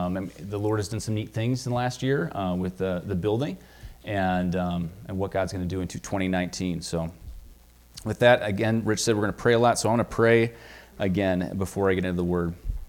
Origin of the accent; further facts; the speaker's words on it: Minnesota, United States; I came from Minnesota, so I see this Viking sweatshirt here, and I'm excited.